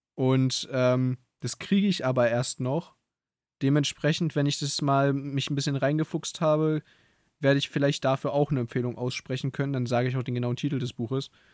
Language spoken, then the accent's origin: German; Berlin, Germany; ich bin ja hier in Berlin groß geworden